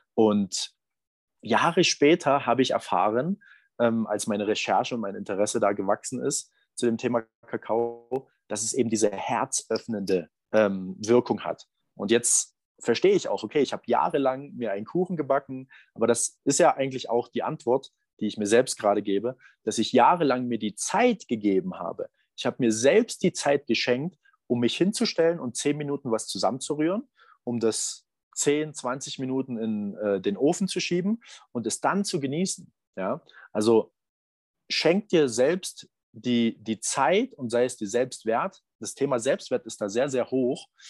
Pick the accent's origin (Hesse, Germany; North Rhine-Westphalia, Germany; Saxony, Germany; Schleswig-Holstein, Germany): Saxony, Germany; Berlin; da, wo ich herkomme. Aus, aus Sachsen, aus, aus Berlin